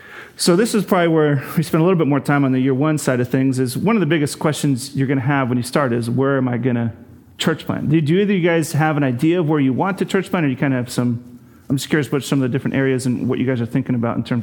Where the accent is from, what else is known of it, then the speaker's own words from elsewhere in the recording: Eastern Washington, United States; also born or lived in St. Louis, Missouri; now in Bellingham, United States; I'm from Eastern Washington.